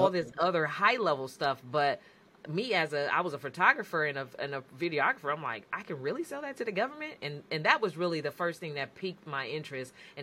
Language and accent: English; San Francisco Bay Area, California, United States; I'm from the San Francisco Bay Area